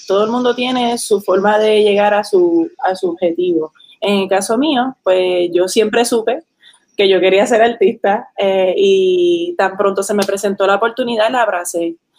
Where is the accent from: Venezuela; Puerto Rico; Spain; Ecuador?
Puerto Rico; also born or lived in New Hampshire, United States / Caguas / Manatí / Ponce; now in San Juan, Puerto Rico; yo me crié en Puerto Rico, mis papás son puertorriqueños